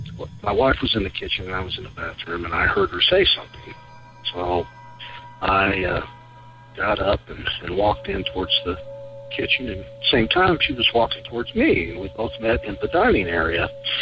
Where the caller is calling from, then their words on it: Kentucky, United States; also born or lived in Lexington, Kentucky; I'm calling from Kentucky.